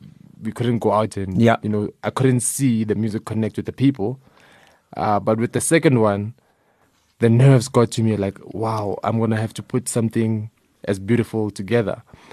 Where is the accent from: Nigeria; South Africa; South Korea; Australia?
South Africa; Soweto, Gauteng; I'm from Soweto